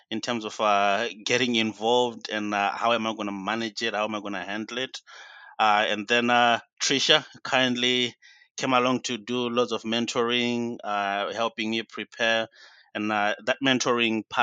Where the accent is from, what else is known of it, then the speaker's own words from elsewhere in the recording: Zimbabwe; now in Essex, United Kingdom; Originally from Zimbabwe, now based in Essex, UK